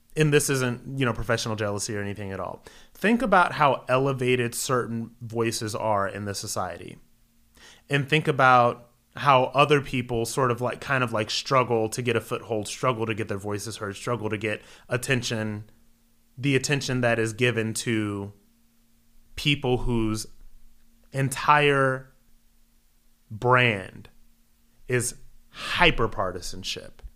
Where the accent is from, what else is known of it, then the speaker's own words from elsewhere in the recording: Akron, Ohio, United States; moved away as an adult; also born or lived in New York City; Born and raised in Akron, Ohio